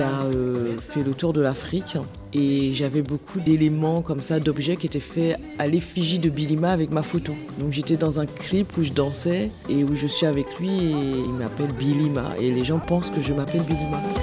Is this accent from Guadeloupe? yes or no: yes; Guadeloupe; je suis originaire de la Guadeloupe